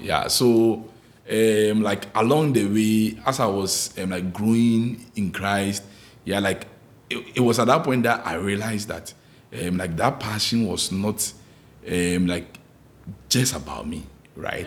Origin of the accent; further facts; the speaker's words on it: Ghana; moved away; growing up in Ghana, like back in Ghana